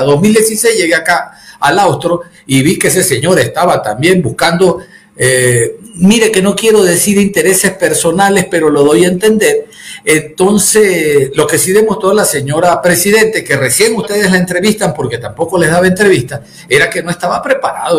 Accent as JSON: {"language": "Spanish", "region": "Ecuadorian coast", "country": "Ecuador", "said": "Yo soy costeño, soy mono"}